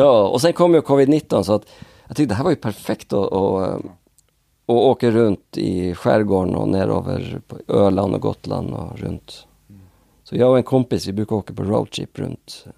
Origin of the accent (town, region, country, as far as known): Northern Norway, Norway; born or raised there; accent: Norwegian; Swedish is a second language; now in Sweden